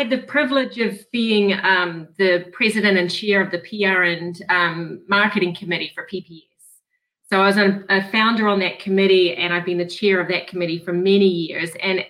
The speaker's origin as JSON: {"language": "English", "region": "Rhode Island", "country": "United States", "said": "Well, I'm pleased that you realize I'm from Rhode Island"}